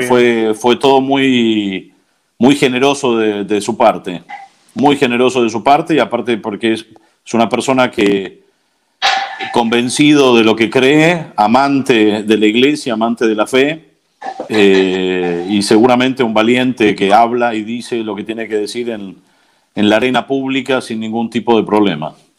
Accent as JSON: {"language": "Spanish", "region": "Buenos Aires", "country": "Argentina", "also_born_or_lived": "United States / New York / Connecticut / California", "moved": "as an adult", "lives_now": "Civita Castellana, Italy", "said": "soy argentino, nací en, Buenos Aires en el 78"}